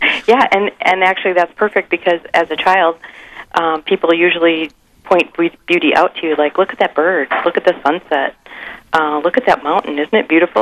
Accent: Sioux Falls, South Dakota, United States; now in Mankato, United States; I grew up in Sioux Falls, and I grew up across the street from the cathedral

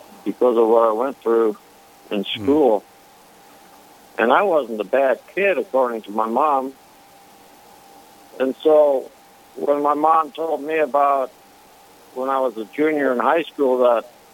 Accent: Karlsruhe, North Dakota, United States; I'm from Karlsruhe

